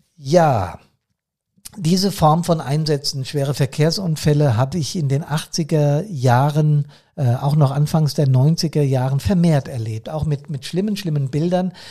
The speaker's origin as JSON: {"language": "German", "town": "Bad Soden am Taunus", "region": "Hesse", "country": "Germany", "tie": "born or raised there", "said": "hier bei uns in Bad Soden"}